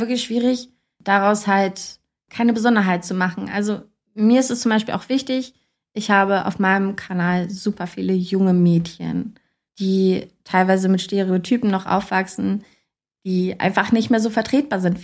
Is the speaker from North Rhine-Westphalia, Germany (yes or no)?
no; Kassel, Hesse, Germany; ich komme eigentlich aus Kassel